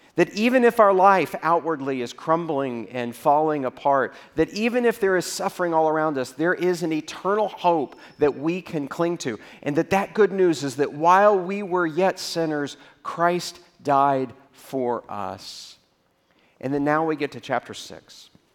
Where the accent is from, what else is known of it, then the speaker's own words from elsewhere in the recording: Texas, United States; I grew up in Texas